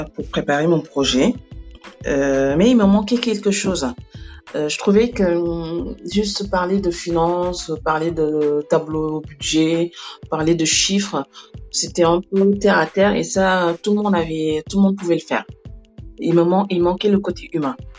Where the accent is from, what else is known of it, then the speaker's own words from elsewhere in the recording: Senegal; moved away as an adult; now in Libreville, Gabon; je suis sénégalaise